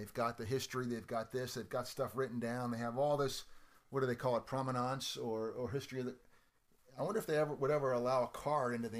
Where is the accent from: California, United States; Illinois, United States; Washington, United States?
California, United States; Walnut Creek; as a boy growing up in Walnut Creek